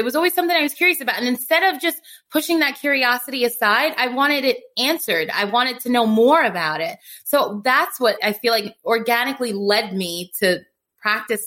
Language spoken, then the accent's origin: English; New York City, New York, United States; moved away; also born or lived in Staten Island; I'm originally from Brooklyn and I moved to Staten Island